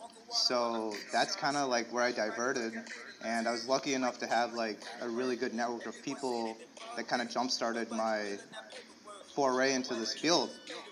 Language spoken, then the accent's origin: English; San Francisco, California, United States; also born or lived in Illinois; But I was told I was born in San Francisco. I was raised in Cali. I was a Cali boy.